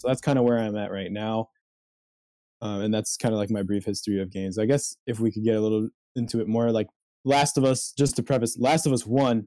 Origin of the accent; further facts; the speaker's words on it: Chicago, Illinois, United States; I'm from Chicago. So right now I'm just home due to the pandemic